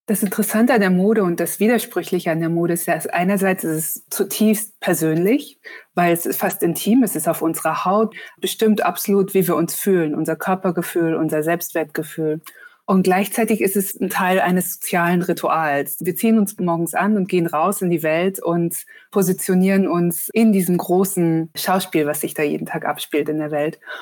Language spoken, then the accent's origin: German; Munich, Bavaria, Germany; now in Hamburg, Germany; ich komme ursprünglich auch aus München, aber jetzt nicht aus Schwabing